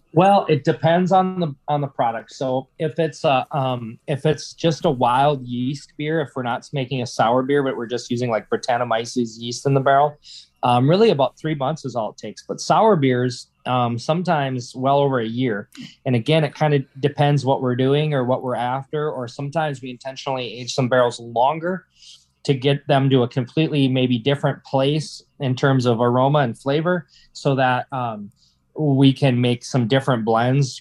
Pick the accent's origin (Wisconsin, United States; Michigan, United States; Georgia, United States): Michigan, United States; Michigan's Upper Peninsula, United States; I'm from Michigan's Upper Peninsula. So I grew up in a very rural area, actually working on a dairy farm